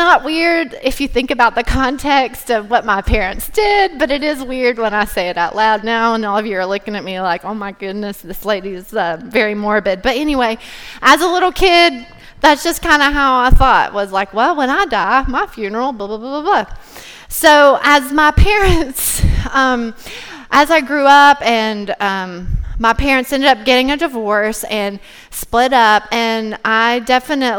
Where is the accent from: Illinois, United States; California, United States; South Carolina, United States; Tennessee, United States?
Tennessee, United States; Cumberland Gap; I grew up in Cumberland Gap, Tennessee. It's a really tiny town in East Tennessee.